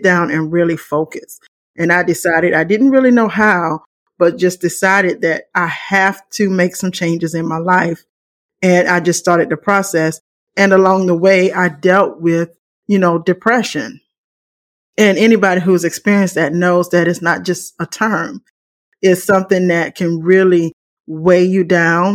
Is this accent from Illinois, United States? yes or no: no; South Carolina, United States; moved away as an adult; also born or lived in Chicago area; now in Chicago, United States; I'm from South Carolina, and I'm now in the Chicago area